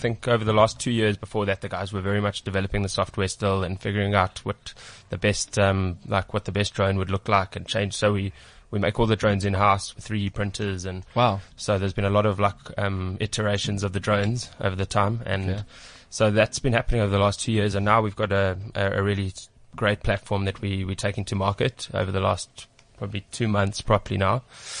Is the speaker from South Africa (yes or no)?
yes; Johannesburg, Gauteng, South Africa; I'm from Joburg, though.